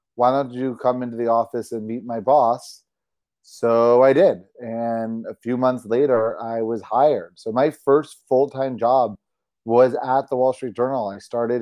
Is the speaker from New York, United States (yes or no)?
yes; outside of New York City, United States; moved away as an adult; also born or lived in Syracuse, New York / Norfolk, Virginia; I worked for the local weekly paper in my hometown outside of New York City